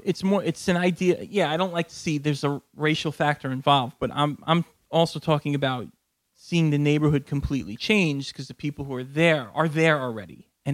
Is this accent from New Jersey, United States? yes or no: yes; Jersey Shore, New Jersey, United States; also born or lived in Brooklyn, New York; I was born in Brooklyn. I lived here till my fifth birthday. I grew up down the Jersey Shore the majority of my life. So that's 38 now, so that's, 33 years I've been in Jersey, let's say.